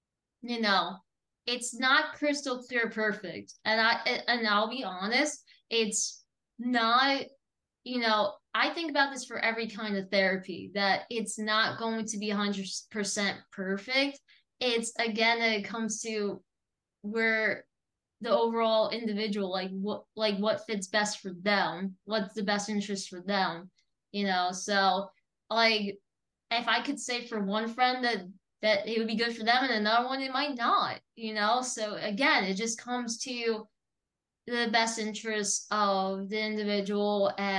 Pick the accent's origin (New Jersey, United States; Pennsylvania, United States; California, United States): New Jersey, United States; now in Florida, United States; when I was from New Jersey